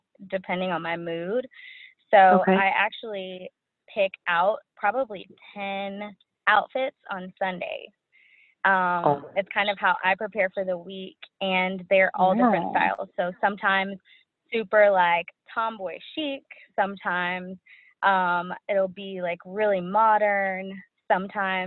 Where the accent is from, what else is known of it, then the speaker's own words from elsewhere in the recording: Dallas, Texas, United States; I'm from Dallas.